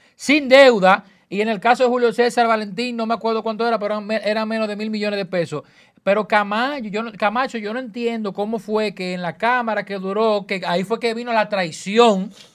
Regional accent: Dominican Republic; como comunicador y como dominicano, ciudadano

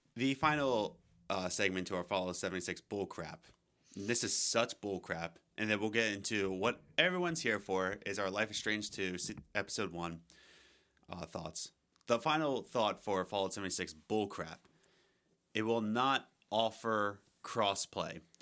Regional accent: United States; I'm an American

